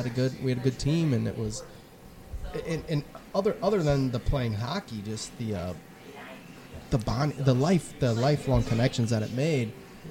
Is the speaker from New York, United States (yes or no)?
no; Toledo, Ohio, United States; I grew up playing hockey in the Toledo area